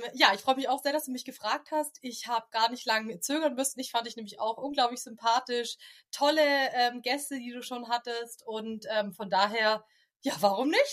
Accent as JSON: {"language": "German", "town": "Stuttgart", "region": "Baden-Württemberg", "country": "Germany", "said": "Ich komme aus dem Großraum Stuttgart."}